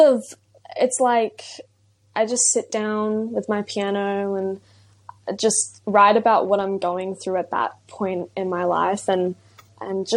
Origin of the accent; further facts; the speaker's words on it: Brisbane, Queensland, Australia; I'm 17 years old and I'm from Brisbane, Australia.